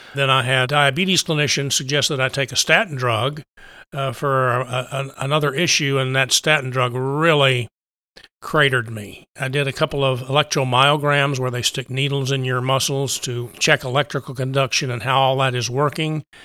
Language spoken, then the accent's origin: English; Texas Panhandle, United States; also born or lived in Austin, Texas; Grew up out on the plains in, in Panhandle